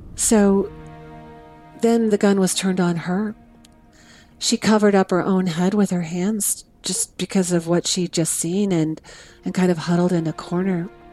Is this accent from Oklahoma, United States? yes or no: yes; Oklahoma City, Oklahoma, United States; now in Chicago, United States; I grew up in Oklahoma City with a mom and a dad and two sisters